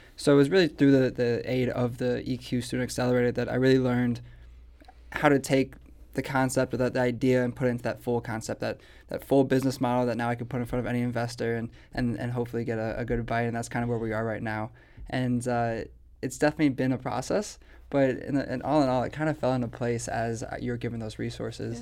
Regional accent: St. Louis, Missouri, United States; I, am a born and raised in St. Louis person

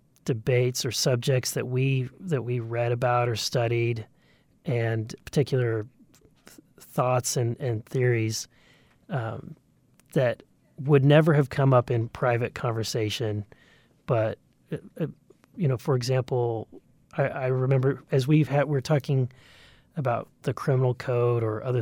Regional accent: Missouri, United States; I grew up in Southwest Missouri, really in the back door, in the shadows of what is now Bass Pro, the big Bass Pro headquarters.

